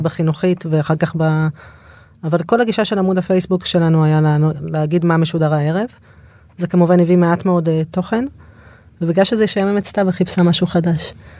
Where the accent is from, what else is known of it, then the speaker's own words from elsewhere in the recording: Dorot, Southern District, Israel; אני מעוטף עזה, מקיבוץ דורות